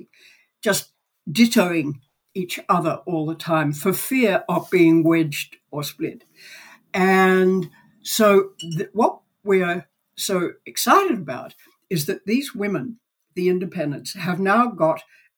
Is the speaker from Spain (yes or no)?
no; Australia